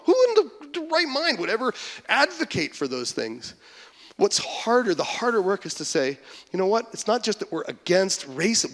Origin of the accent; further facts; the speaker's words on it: Western Canada, Canada; moved away as an adult; now in Michigan, United States; growing up in Western Canada, there are no Christians there